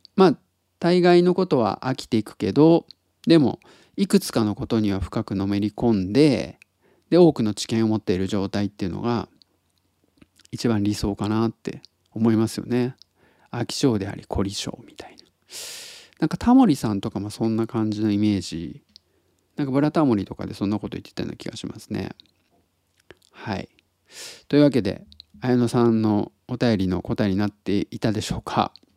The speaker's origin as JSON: {"language": "Japanese", "region": "Tottori", "country": "Japan", "tie": "born or raised there", "moved": "yes", "lives_now": "Osaka, Japan", "said": "鳥取生まれギターポップ育ちの"}